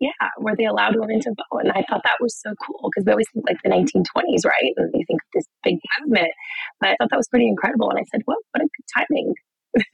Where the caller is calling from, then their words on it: San Francisco, California, United States; I'm calling from San Francisco.